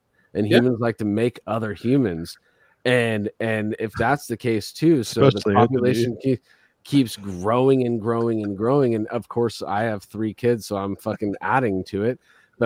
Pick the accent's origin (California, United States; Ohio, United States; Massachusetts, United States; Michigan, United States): California, United States; Bay Area; growing up in the Bay Area of California